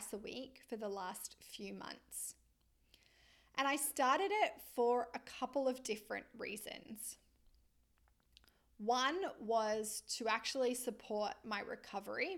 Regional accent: Australia; moved away as an adult; now in Vancouver, Canada; I am an Australian lizard, born and bred in the sunshine and the warmth

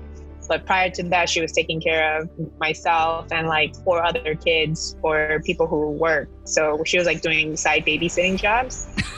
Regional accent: Los Angeles, California, United States; So I'm born and raised in Los Angeles.

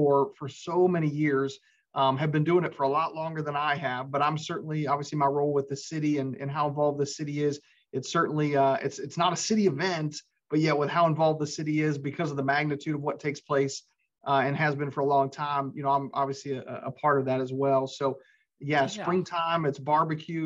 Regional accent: Florida, United States; moved away as an adult; now in Owensboro, United States; I was actually spent most of my life down in Florida. And I've been up here in Owensboro, Western Kentucky for a little over 11 years now

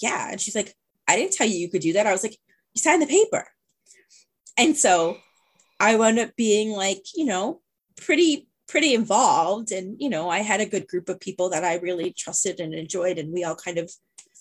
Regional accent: Norwalk, Connecticut, United States; I grew up in Norwalk

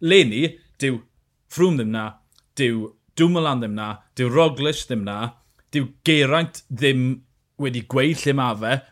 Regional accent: Wales, United Kingdom; fel Cymro, fi'n gyfidio.

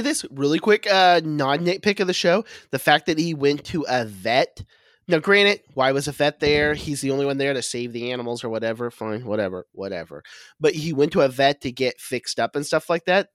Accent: Oklahoma, United States; moved away; I'm originally from Oklahoma

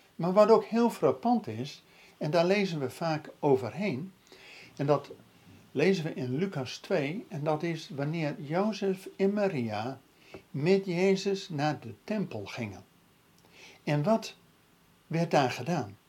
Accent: Netherlands

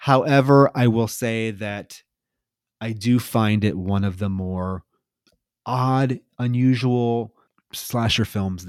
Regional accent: Midwest, United States; You know, I grew up in the Midwest fishing. My parents were huge fishers.

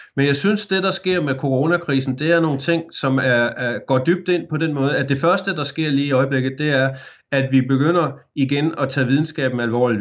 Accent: Aarhus, Central Denmark Region, Denmark; moved away as an adult; now in Geelong, Australia; da jeg voksede op i Aarhus

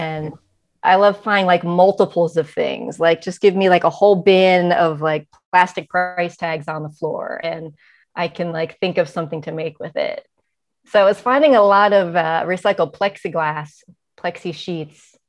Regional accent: Cleveland, Ohio, United States; now in San Francisco, United States; I was born in Cleveland, Ohio

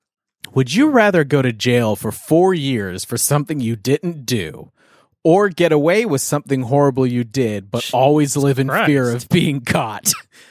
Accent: Stouffville, Ontario, Canada; moved away; also born or lived in North Carolina; Is Stouffville, Ontario.

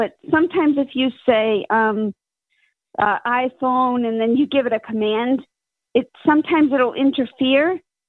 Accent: Massachusetts, United States; I'm from Massachusetts.

